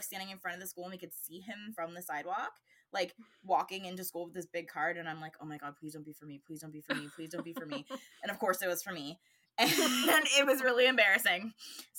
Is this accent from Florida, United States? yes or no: no; California, United States; now in Pennsylvania, United States; I grew up in California, but now I live in Pennsylvania